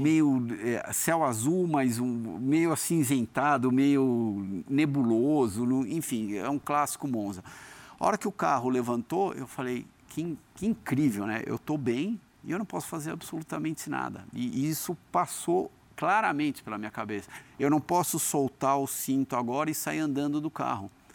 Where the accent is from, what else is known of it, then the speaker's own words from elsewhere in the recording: Brazil; now in United States; Eu nasci no Brasil. Eu sou brasileiro.